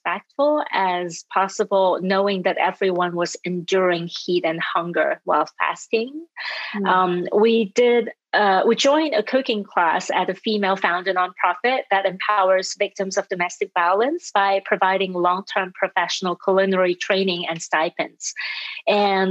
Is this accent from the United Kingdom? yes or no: no; Hong Kong; moved away as an adult; also born or lived in Europe; now in United States; I was born and raised in Hong Kong